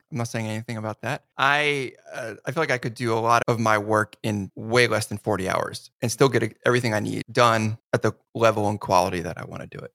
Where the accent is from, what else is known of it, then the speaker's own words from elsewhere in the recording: New Jersey, United States; I grew up in New Jersey